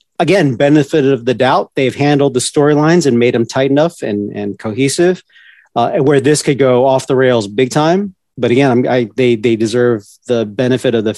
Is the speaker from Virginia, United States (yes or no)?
yes; Northern Virginia, United States; Growing up in Northern Virginia, I was a half hour away from the big city urban side of DC